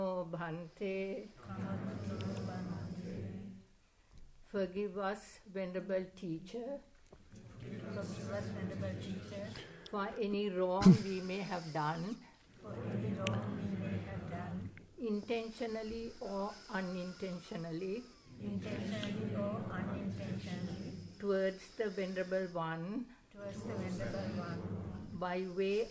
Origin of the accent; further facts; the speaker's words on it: Sri Lanka; now in United Kingdom; I was born in Sri Lanka. I've been around many, many years.